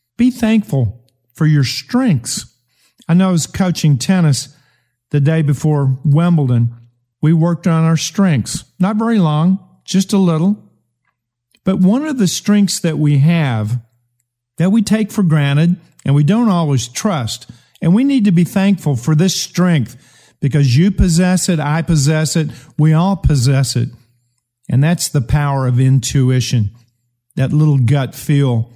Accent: United States; I'm an American

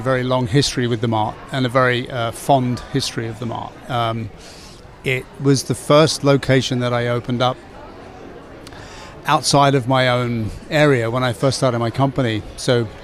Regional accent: England, United Kingdom; moved away as an adult; now in Chicago, United States; I'm an English guy

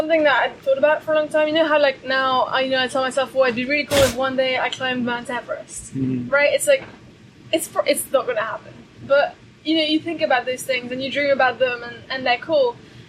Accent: Brussels, Belgium; We grew up in Brussels in Belgium. Mm-hmm. We've kind of always lived there.

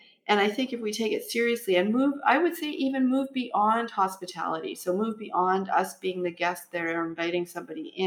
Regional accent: Canada; I'm Canadian and I'm of European descent

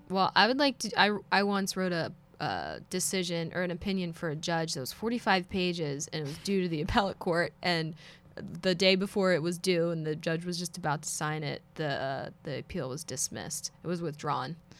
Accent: Philadelphia, Pennsylvania, United States; I'm from Philadelphia

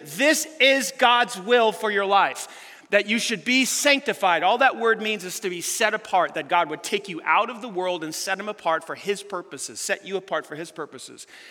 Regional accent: United States; we Americans

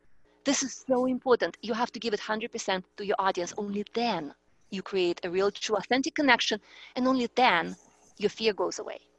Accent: Russia; accent: Eastern European; English is a second language; Like, my accent is Eastern European. I grew up in Russia.

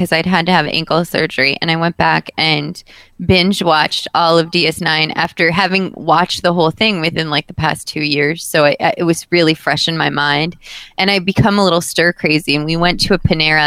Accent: United States; as an American

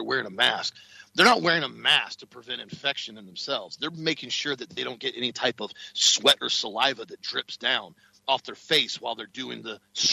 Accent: Florida, United States; I told him Florida

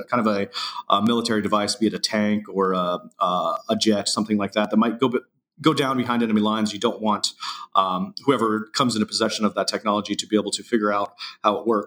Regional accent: Indiana, United States; now in San Francisco, United States; I grew up in Indiana, kind of a small town

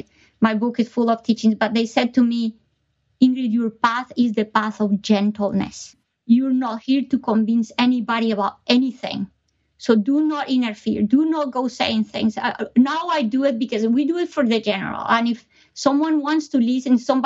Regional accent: Colombia; moved away; I was born in Colombia

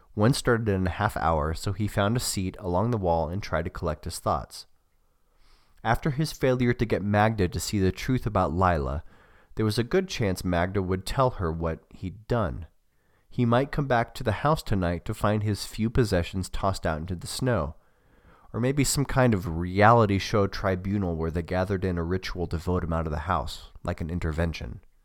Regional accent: United States; also born or lived in Australia; I'm an American

